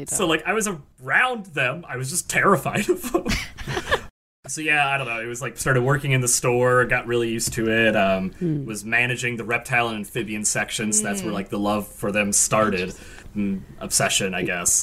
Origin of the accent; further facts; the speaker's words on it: Texas, United States; moved away as an adult; now in San Diego, United States; I was born and raised in Texas